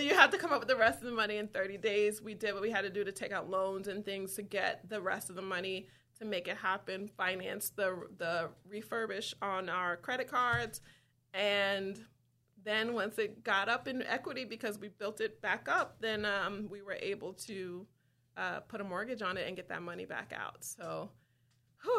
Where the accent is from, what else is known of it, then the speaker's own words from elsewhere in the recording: Wyandanch, New York, United States; my house is that I grew up in Wyandanch